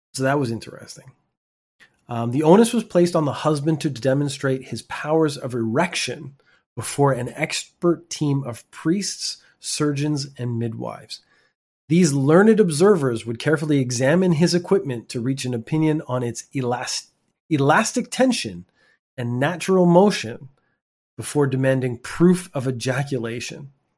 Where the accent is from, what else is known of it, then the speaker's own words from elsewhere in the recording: Canada; I'm from Canada